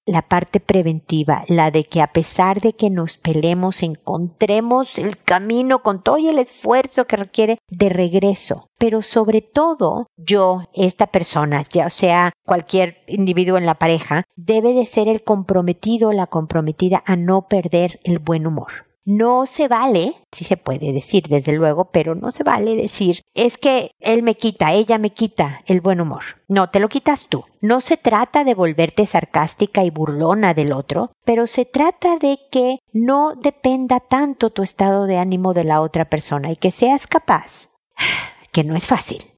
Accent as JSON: {"language": "Spanish", "country": "Mexico"}